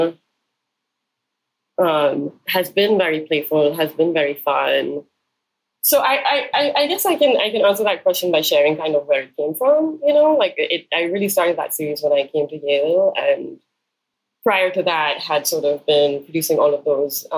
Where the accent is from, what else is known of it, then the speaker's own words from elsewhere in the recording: Karachi, Sindh, Pakistan; growing up in Karachi